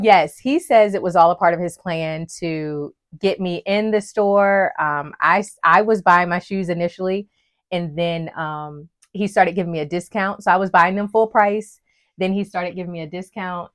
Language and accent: English; West Virginia, United States; moved away as an adult; now in North Carolina, United States; I grew up in West Virginia